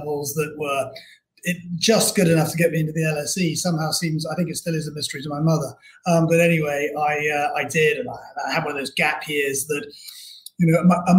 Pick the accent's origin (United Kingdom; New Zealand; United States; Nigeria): United Kingdom; Bristol, South West England; I was born and brought up in Bristol